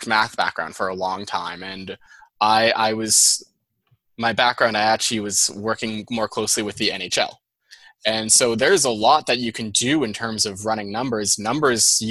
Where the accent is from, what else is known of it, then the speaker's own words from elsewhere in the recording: Andover, Massachusetts, United States; accent: Boston; also born or lived in Boston; my Boston accent